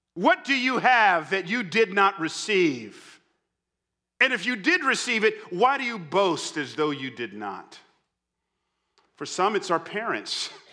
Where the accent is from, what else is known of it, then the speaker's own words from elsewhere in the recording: Atlanta, Georgia, United States; I grew up in Atlanta, so I'm, I'm a Falcons fan